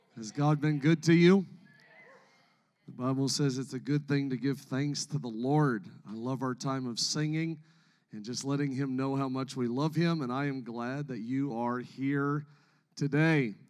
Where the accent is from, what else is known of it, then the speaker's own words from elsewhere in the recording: Canada; I, am from Canada, born and raised in Canada